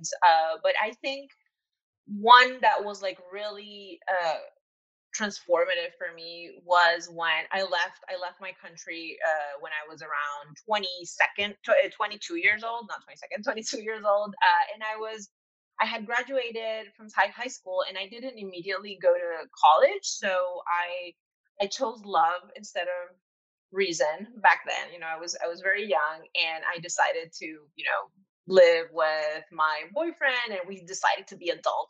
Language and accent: English; Venezuela; moved away as an adult; now in New York, United States; I am from Venezuela originally, and I've been living in New York for the last 2 years.